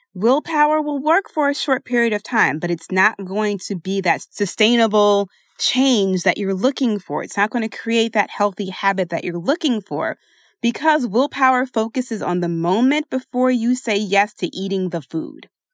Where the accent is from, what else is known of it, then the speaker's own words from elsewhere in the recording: Philadelphia, Pennsylvania, United States; I say water because I am from Philadelphia, and that is the only way I know how to say it.